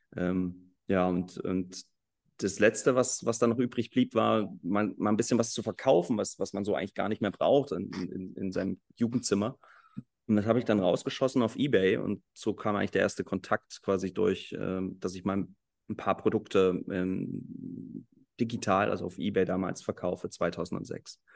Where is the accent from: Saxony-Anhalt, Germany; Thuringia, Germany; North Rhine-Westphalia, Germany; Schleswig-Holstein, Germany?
Saxony-Anhalt, Germany; Halle; also born or lived in Leipzig; ich komme aus Halle, ich bin hier geboren